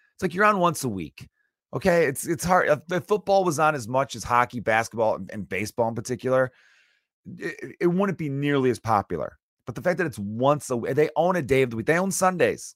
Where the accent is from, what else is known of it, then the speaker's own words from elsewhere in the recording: United States; I'm American